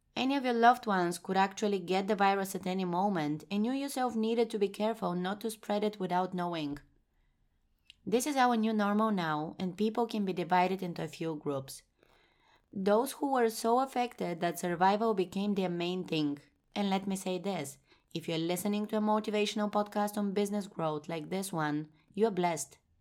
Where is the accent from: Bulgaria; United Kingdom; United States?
Bulgaria; moved away as an adult; now in Amsterdam, Netherlands; four years ago, I moved from my home country, Bulgaria, to the Netherlands, where I now reside in Amsterdam